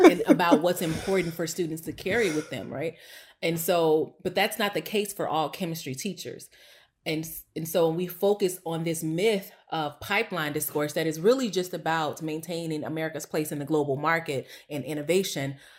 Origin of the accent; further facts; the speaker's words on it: East St. Louis, Illinois, United States; now in Chicago, United States; I was born and raised in East St. Louis, Illinois, like I said, East Boogie